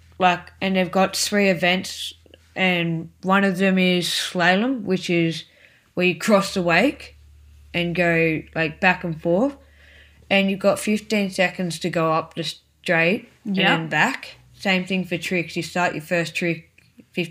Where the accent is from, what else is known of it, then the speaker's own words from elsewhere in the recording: Echuca, Victoria, Australia; I come from Echuca in Victoria